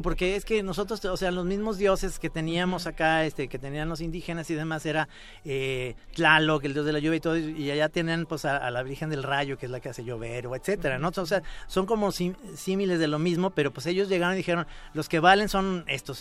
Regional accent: Mexico; como los mexicanos tenemos esa capacidad de reírnos

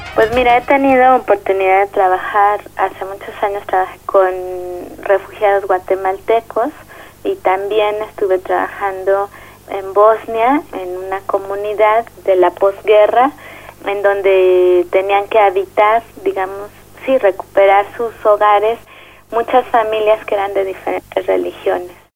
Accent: Mexico City, Mexico; soy de la Ciudad de México

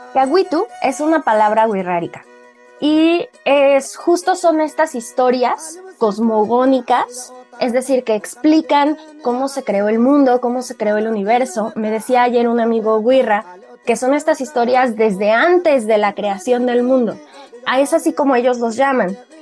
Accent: Mexico; todos somos mexicanos

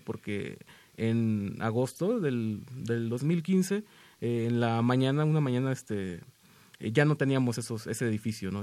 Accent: Tampico, Tamaulipas, Mexico; moved away as an adult; now in Mexico City, Mexico; yo nací en Tampico, eh, yo llevo cuatro años residiendo aquí en la, en la Ciudad de México

